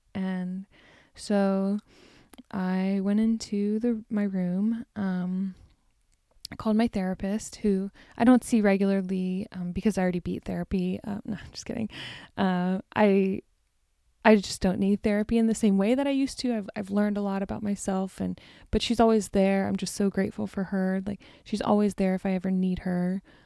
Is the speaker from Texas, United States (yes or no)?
yes; Deer Park, Texas, United States; moved away; Greetings from Deer Park, Texas, my hometown.